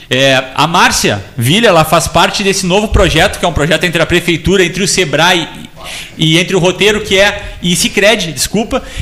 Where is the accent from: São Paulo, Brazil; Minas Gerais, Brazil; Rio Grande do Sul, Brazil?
Rio Grande do Sul, Brazil; Pelotas; moved away as an adult; now in Morro Redondo, Brazil; eu sou pelotense, eu, eu, eu, eu nasci aqui, eu sou daqui, sou aqui da Andrade Neves com o Major Cícero e Cassiano, morei toda a minha, a minha até meus 17 anos ali